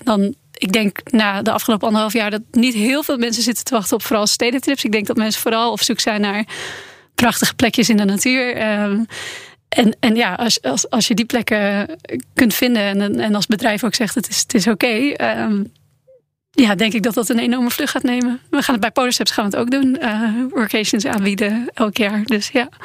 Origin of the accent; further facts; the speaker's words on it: Netherlands; ik kom uit Nederland